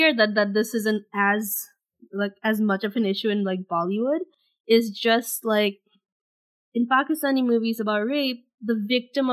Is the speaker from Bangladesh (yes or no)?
yes; Bangladesh; I'm from Bangladesh